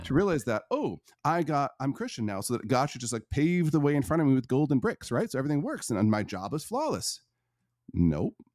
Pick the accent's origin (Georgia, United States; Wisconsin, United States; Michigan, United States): Michigan, United States; Northern; I was born in Northern Michigan to a a pretty abusive family